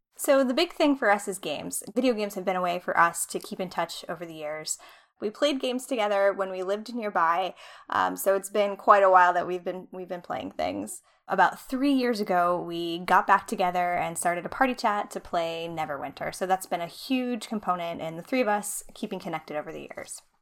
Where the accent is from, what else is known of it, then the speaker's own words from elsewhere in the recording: Cleveland, Ohio, United States; moved away as an adult; now in Cincinnati, United States; I'm originally from the Cleveland area